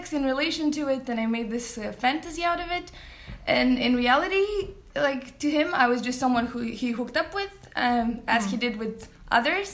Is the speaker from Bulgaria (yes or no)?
yes; Bulgaria; moved away as an adult; now in Copenhagen, Denmark; I'm originally from Bulgaria, but I've been living for the past 8 years in Copenhagen here